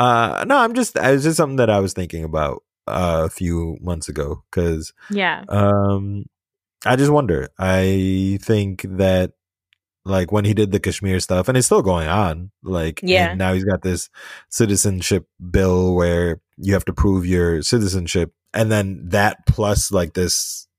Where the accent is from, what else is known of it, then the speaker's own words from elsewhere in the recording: United States; I'm not Pakistan. I mean, like, look, I got a blue passport. I was born and raised in the States.